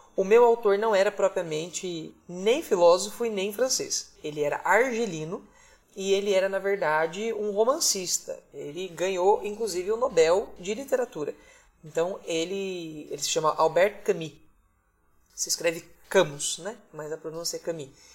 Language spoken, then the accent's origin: Portuguese; Caieiras, São Paulo, Brazil; Só nasci ali e logo vim para Caieiras com três dias de, de vida e vivi a vida inteira na mesma casa, na Vila Rosina